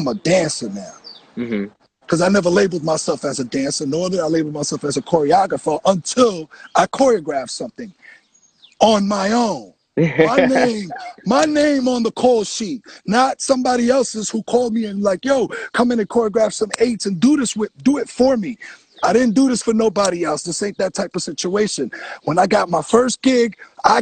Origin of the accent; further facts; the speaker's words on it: New York City, New York, United States; also born or lived in Coney Island; my hometown